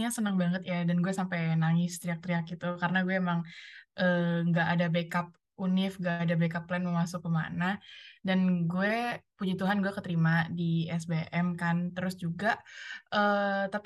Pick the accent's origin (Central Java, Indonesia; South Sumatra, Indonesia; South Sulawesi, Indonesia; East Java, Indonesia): South Sumatra, Indonesia; Palembang; moved away as an adult; gue kan asal dari Palembang jadi FYI gue dari Palembang gue ngerantau